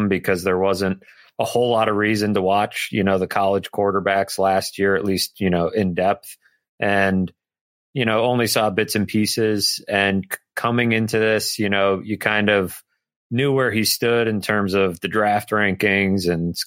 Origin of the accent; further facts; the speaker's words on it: New England, United States; also born or lived in Buffalo; growing up in New England